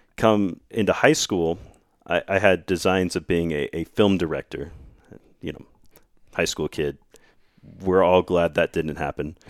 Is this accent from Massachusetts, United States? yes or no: no; Arvada, Colorado, United States; now in Grand Junction, United States; I'm from the Denver area, Arvada